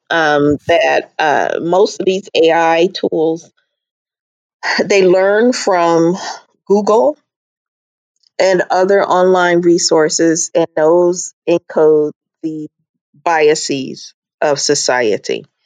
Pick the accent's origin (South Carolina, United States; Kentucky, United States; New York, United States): South Carolina, United States; Charleston; also born or lived in Nigeria / Minnesota; Carolina Charleston area, but then I lived in Nigeria and Minnesota, and so I I just have a version of my accent is is unusual, I guess